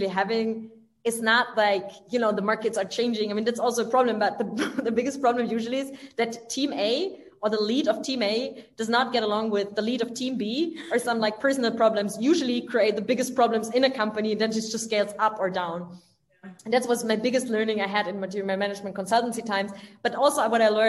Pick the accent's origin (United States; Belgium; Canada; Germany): Germany; village near Stuttgart, Baden-Württemberg; moved away as an adult; also born or lived in France; now in Berlin, Germany; I'm from the south of Germany, like a little village close to Stuttgart. So I'm rather from the countryside.